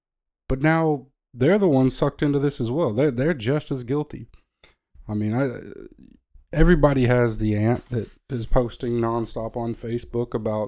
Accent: the South, United States; I grew up in the South, in America.

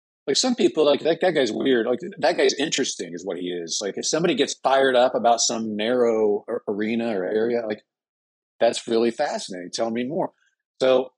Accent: Midwest, United States; also born or lived in Indiana / Illinois; now in Jupiter, United States; I'm originally from Illinois and Indiana, little towns and stuff

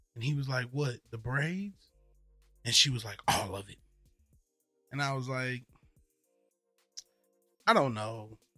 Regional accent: the South, United States; I know what it feel like being from a racist town in the South.

